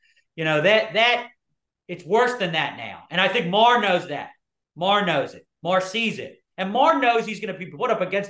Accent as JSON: {"language": "English", "town": "Philadelphia", "region": "Pennsylvania", "country": "United States", "moved": "yes", "lives_now": "Virginia, United States", "said": "I'm from Philadelphia."}